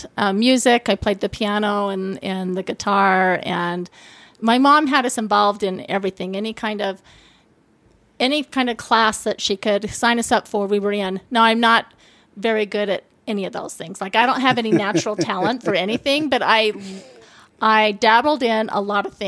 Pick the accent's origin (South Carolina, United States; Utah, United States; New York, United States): Utah, United States; Salt Lake City; born or raised there; also born or lived in Butte, Montana / Dillon, Montana